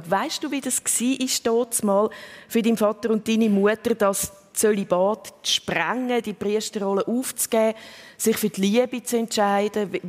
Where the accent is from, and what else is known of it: Zug, Switzerland; born or raised there